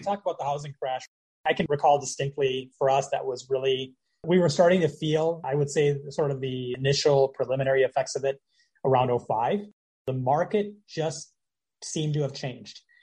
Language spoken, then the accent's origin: English; Minneapolis, Minnesota, United States; moved away as an adult; now in Florida, United States; I'm originally from the Twin Cities